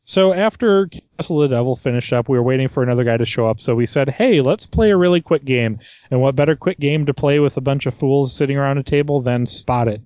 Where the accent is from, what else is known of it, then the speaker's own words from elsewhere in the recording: United States; me being American